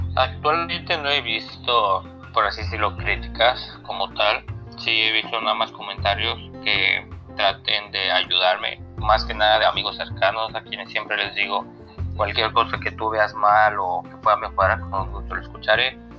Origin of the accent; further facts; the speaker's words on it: Yucatán, Mexico; also born or lived in Mexico City; yo soy de Media Yucatán. Vengo naciendo aquí, bueno, me, crié más que nada en la Ciudad de México, pero aquí, por así decirlo, me crié.